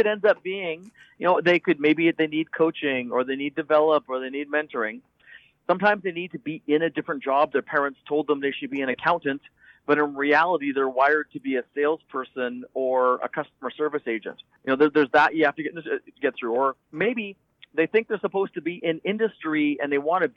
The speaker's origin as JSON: {"language": "English", "country": "Canada", "said": "I'm from Canada"}